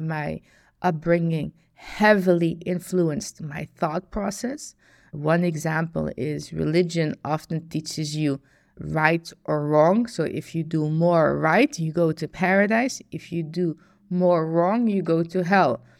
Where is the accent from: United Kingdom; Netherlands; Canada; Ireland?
Netherlands; I was born in the Netherlands